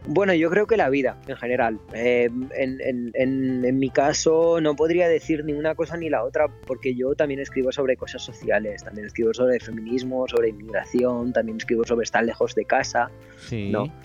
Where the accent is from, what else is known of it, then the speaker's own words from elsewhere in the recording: Romania; Me encuentro en mi pueblo, en está en los Cárpatos, en, Rumanía